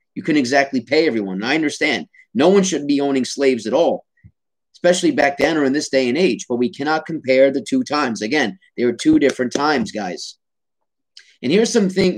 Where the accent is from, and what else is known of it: United States